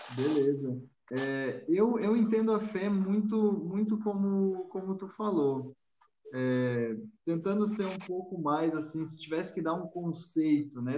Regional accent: Rio Grande do Sul, Brazil; sou gaúcho

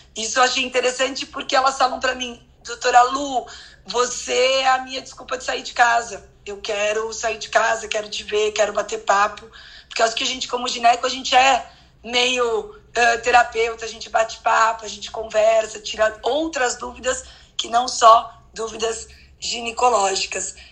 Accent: São Paulo, Brazil; eu sou de São Paulo

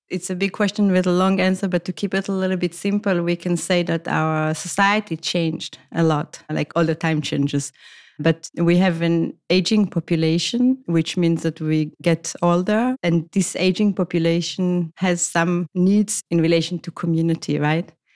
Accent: Israel; moved away as an adult; also born or lived in Tel Aviv, Israel / Amsterdam, Netherlands; now in Copenhagen, Denmark; originally I come from Israel

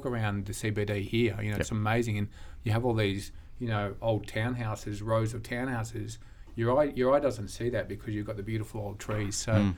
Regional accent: Albury, New South Wales, Australia; We've got obviously amazing health and schools here, like amazing compared to where I grew up in Albury.

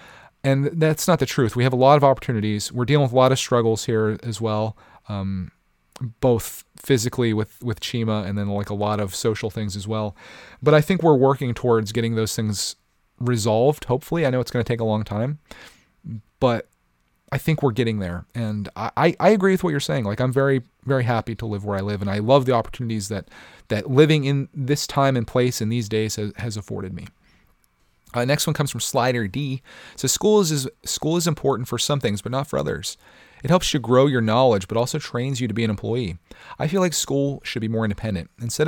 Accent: England, United Kingdom; now in Thailand; So for the past 2 years, I've been living in Thailand. However, I'm from England.

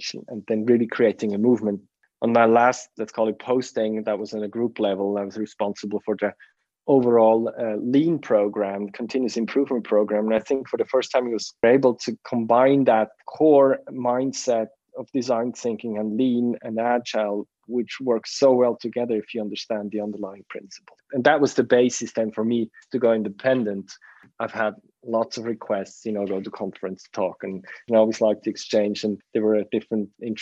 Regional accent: Bern, Switzerland; also born or lived in Zurich; we moved back from Zurich to the region of Bern where I grew up in.

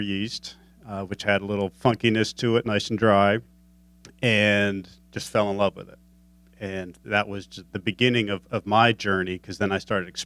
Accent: Vermont, United States; moved away; Woodchuck was also my first cider growing up in Vermont

